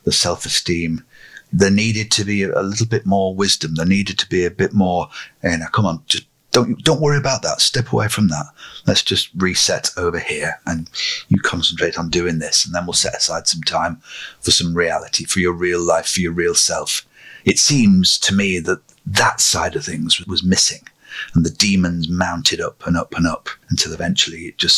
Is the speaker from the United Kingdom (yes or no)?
yes; Lancashire, North West England, United Kingdom; growing up in Lancashire as I did